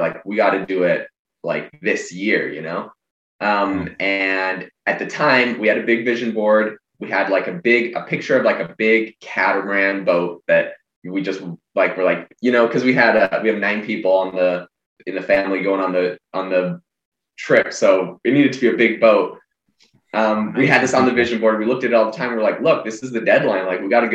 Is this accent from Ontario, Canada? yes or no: no; Vancouver Island, British Columbia, Canada; I'm actually originally from Canada. I'm from Vancouver Island